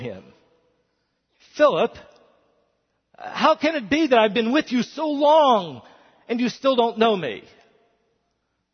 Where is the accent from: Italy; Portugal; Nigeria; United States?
United States; West Virginia; I'm a white male. And I'm a pastor and I'm from West Virginia